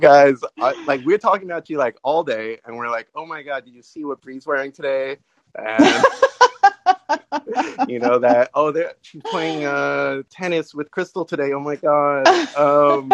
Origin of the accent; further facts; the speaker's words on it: California, United States; I'm from California